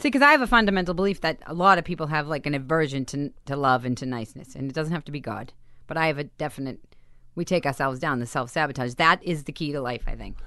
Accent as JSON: {"language": "English", "town": "Boston", "region": "Massachusetts", "country": "United States", "tie": "born or raised there", "moved": "yes", "said": "I grew up in Boston, fist fighting, crazy"}